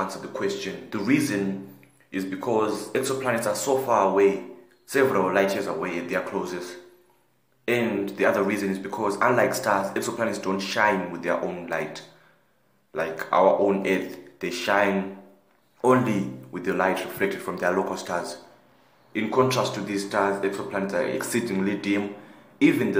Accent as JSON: {"language": "English", "country": "South Africa", "said": "I'm from South Africa and I'm 15 years old"}